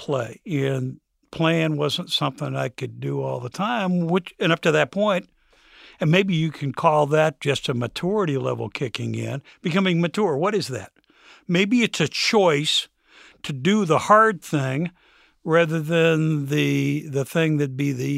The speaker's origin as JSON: {"language": "English", "town": "Lima", "region": "Ohio", "country": "United States", "tie": "born or raised there", "said": "As a kid, even as a young adult, I grew up in Lima, lower middle class."}